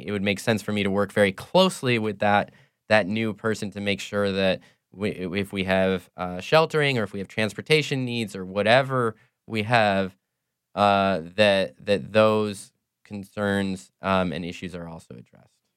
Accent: Cedar Rapids, Iowa, United States; moved away as an adult; now in New Orleans, United States; I'm not from New Orleans originally. I'm from, uh, Cedar Rapids, Iowa

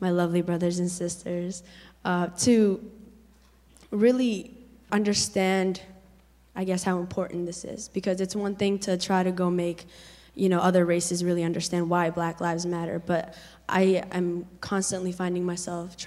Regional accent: Lewiston, Maine, United States; I'm from Lewiston, Auburn area

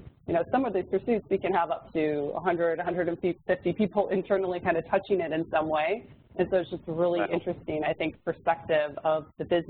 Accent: Midwest, United States; moved away as an adult; also born or lived in South Bend, Indiana / San Francisco Bay Area; I'm from the Midwest

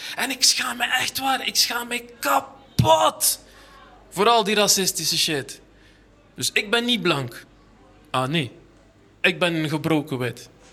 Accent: Ghent, Flanders, Belgium; ik kom uit Gent aan de haven

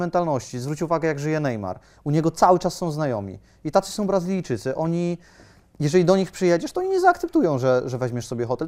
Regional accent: Poland; jestem z Polski

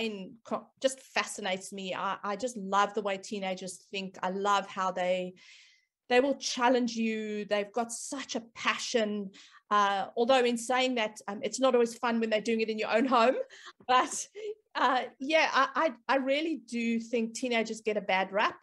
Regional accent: South Africa; moved away as an adult; now in Australia; I am South African background, but I've lived in Australia for probably almost 18 years now. I've spent part of my career, my early career, obviously in South Africa

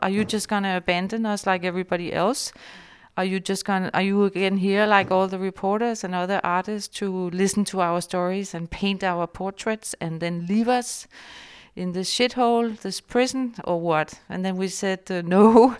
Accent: Denmark; I was born in Denmark

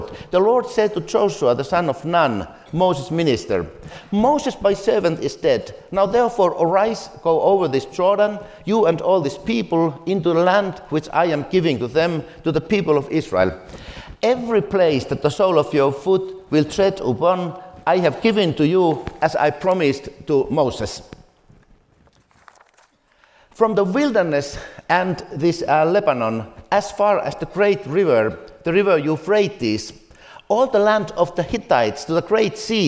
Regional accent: Finland; I come from Finland.

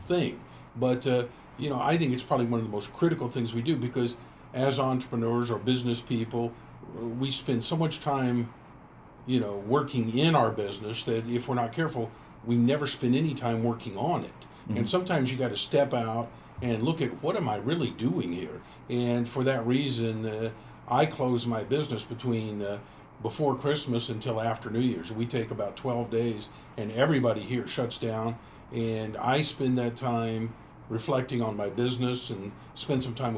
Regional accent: Tulsa, Oklahoma, United States; I grew up here in Tulsa

